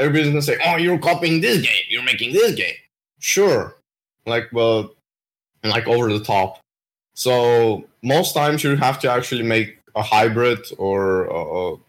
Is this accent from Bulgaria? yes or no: yes; Bulgaria; I'm from Bulgaria